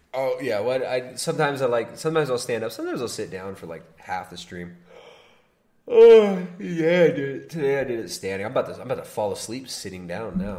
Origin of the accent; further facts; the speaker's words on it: Southern California, United States; now in Ecuador; I grew up in Southern California